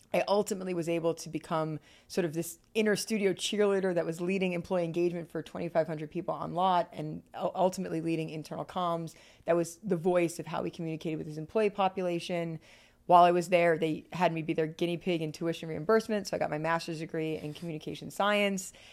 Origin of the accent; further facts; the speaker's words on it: Bergen County, New Jersey, United States; moved away as an adult; also born or lived in Ithaca, New York / Los Angeles, California; I grew up on the East Coast, outside of New York City, in a place called Bergen County, New Jersey